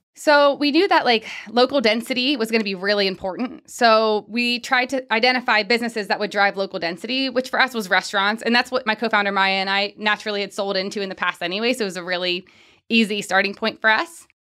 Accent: Pickerington, Ohio, United States; moved away; I'm from Pickerington

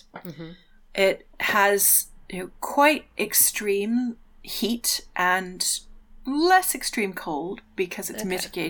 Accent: Winnipeg, Manitoba, Canada; I grew up in Winnipeg, which is pretty much, if you draw a line along a little bit north of the Canadian-American border, if you draw a line between east and west and get to the middle

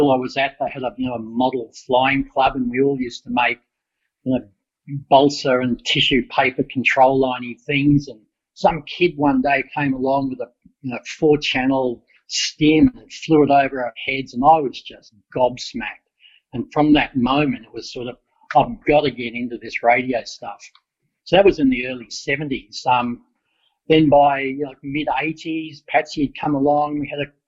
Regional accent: Melbourne, Victoria, Australia; also born or lived in Stanthorpe, Queensland; now in Queensland, Australia; I was born in Melbourne

